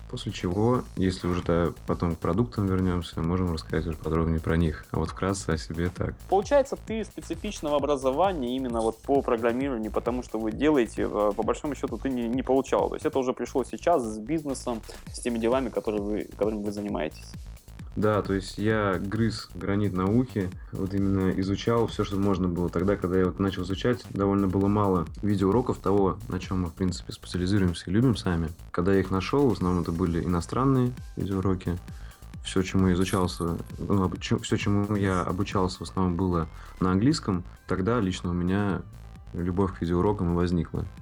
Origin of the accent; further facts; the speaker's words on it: Saint Petersburg, Russia; Я родился и вырос в Санкт-Петербурге